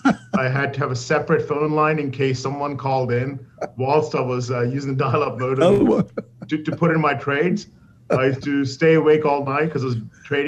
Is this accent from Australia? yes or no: yes; Sydney, New South Wales, Australia; I actually grew up in Sydney, Australia.